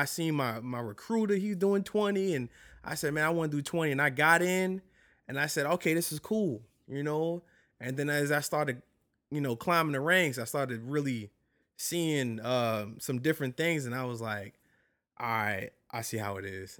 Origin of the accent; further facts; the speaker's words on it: New York City, New York, United States; moved away as an adult; also born or lived in Barksdale, Louisiana; now in Louisiana, United States; I'm originally from New York